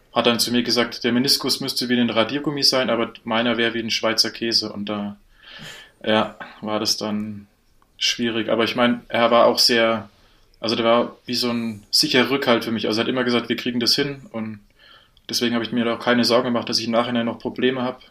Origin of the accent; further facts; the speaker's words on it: a village an hour from Erfurt, Thuringia, Germany; moved away as an adult; now in Munich, Germany; ich komme ursprünglich nicht aus Erfurt, sondern eine Stunde weg